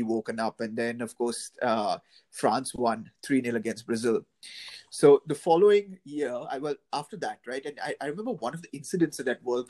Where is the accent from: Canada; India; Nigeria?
India; For me, it was slightly different growing up in India